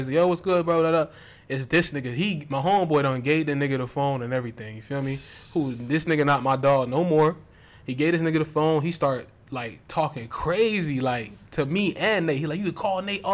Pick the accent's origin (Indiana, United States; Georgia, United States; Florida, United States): Florida, United States; Lauderdale Lakes; I'm from Lauderdale Lakes